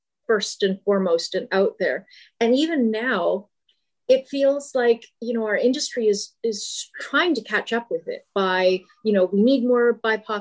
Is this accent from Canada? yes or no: yes; Brandon, Manitoba, Canada; I grew up in Brandon, Manitoba.